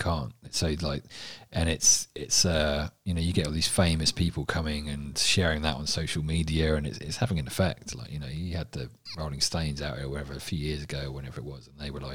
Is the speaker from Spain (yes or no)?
no; England, United Kingdom; now in Australia; I grew up with that in England